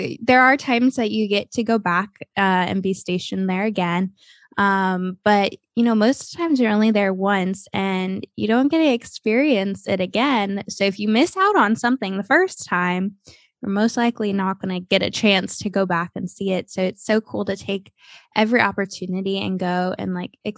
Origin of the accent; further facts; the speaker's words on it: Ohio, United States; also born or lived in Texas; now in Florida, United States; I grew up in Ohio